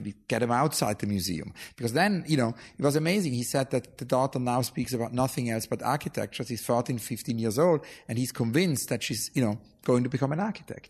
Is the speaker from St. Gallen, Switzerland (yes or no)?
yes; near St. Gallen, Switzerland; when I grew up in Switzerland